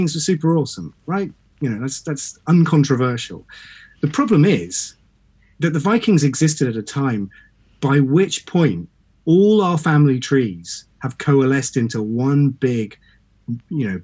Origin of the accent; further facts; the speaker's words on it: Suffolk, East of England, United Kingdom; I'm from East Anglia